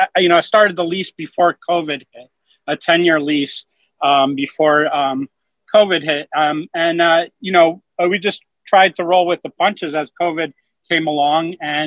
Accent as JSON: {"language": "English", "region": "Alaska", "country": "United States", "tie": "born or raised there", "said": "I was born in Alaska"}